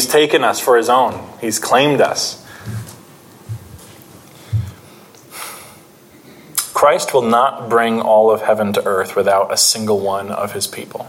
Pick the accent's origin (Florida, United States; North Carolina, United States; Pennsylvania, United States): Pennsylvania, United States; I'm from Pennsylvania.